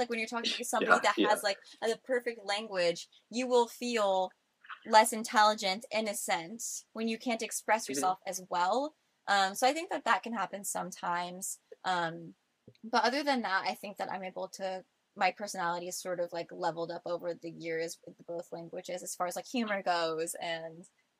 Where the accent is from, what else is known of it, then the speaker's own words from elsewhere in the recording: Florida, United States; I grew up in Florida by the beach.